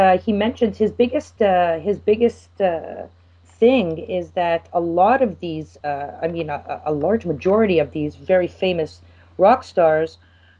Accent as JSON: {"language": "English", "town": "Montreal", "region": "Quebec", "country": "Canada", "tie": "born or raised there", "moved": "as an adult", "lives_now": "Israel", "said": "I grew up in Ville Saint Laurent"}